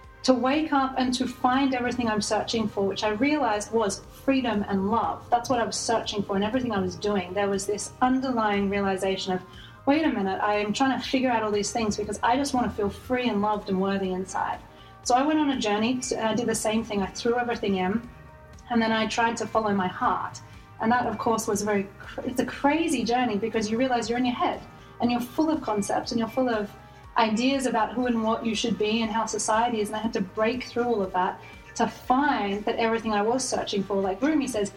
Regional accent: Australia; moved away; I was born in Australia.

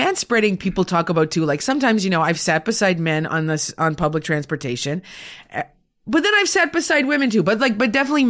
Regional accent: Sudbury, Ontario, Canada; did my thesis on women who worked at a mining company in Sudbury during World War II. Okay. That's my hometown.

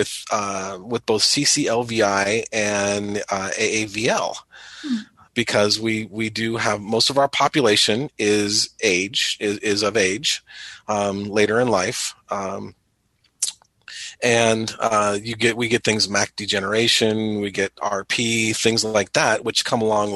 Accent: Southern California, United States; moved away as an adult; now in Springfield, United States; I am currently from Springfield, Illinois, but not originally. I'm from Southern California

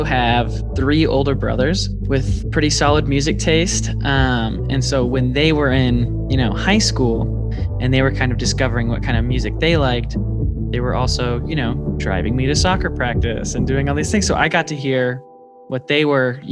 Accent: Omaha, Nebraska, United States; now in Lincoln, United States; Born and raised in Omaha

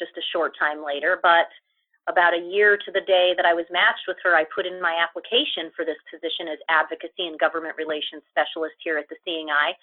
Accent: Ohio, United States; moved away; also born or lived in East Coast / Chicago; I am actually originally from Ohio, but I've had the opportunity to live in quite a few different places on the East Coast for a while, but then also in Chicago

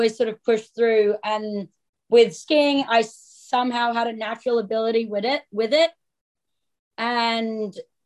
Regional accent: Sydney, New South Wales, Australia; moved away; also born or lived in Woodstock, Vermont, United States; I was born obviously in Australia.

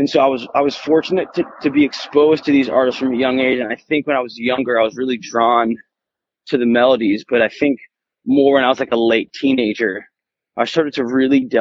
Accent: Oceanside, New York, United States; now in Los Angeles, United States; Born and raised in New York on Long Island in a town called Oceanside

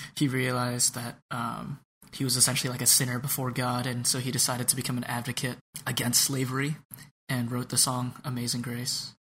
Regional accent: California, United States; now in Chicago, United States; growing up in California

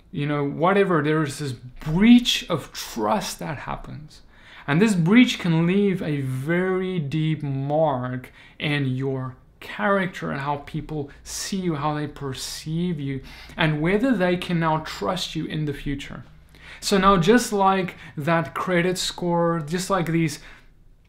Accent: South Africa; moved away as an adult; now in United States; Moved from South Africa, my home country, all the way to the United States

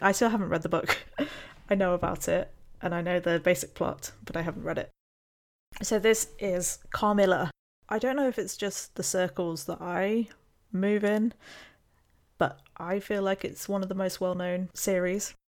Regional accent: United Kingdom; being British

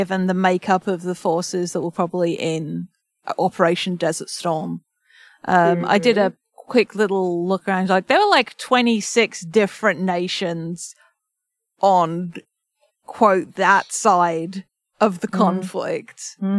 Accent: England, United Kingdom; I'm English

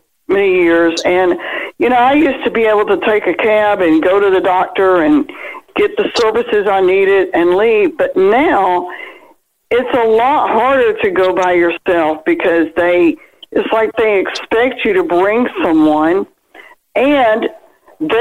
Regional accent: Birmingham, Alabama, United States; I'm from Birmingham, Alabama

